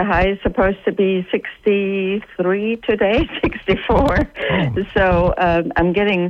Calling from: South Carolina, United States; I am calling from the Palmetto State.

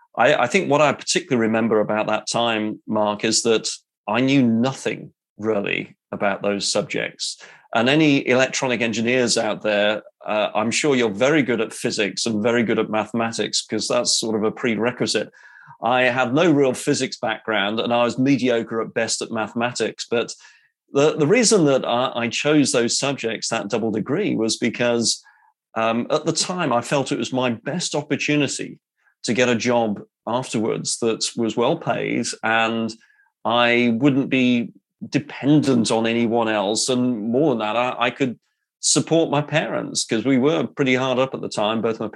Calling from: England, United Kingdom; Well, as you can tell from the accent there, yes, I'm in the UK. I'm in England. I'm west of London and west of Oxford.

